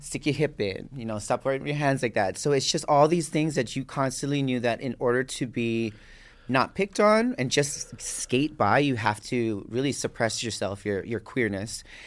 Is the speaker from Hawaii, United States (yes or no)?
yes; Waimanalo, Hawaii, United States; born or raised there; moved away